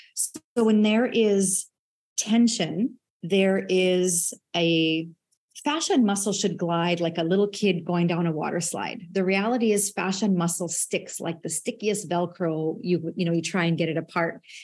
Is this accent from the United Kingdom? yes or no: no; Saskatchewan, Canada; as a farm kid growing up in Saskatchewan